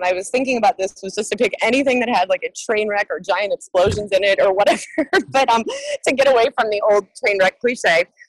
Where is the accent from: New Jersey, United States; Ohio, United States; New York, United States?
Ohio, United States; Cleveland; I grew up in Cleveland.